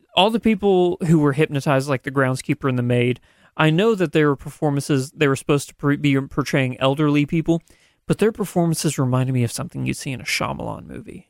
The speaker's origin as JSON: {"language": "English", "region": "Southern Missouri", "country": "United States", "said": "we're from Southern Missouri"}